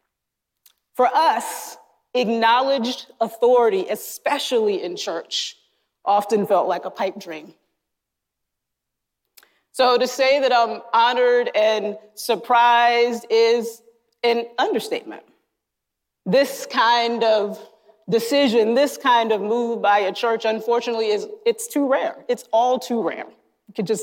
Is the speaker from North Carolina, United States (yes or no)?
yes; North Carolina, United States; moved away; Growing up in North Carolina in churches that in many ways I deeply loved and that shaped me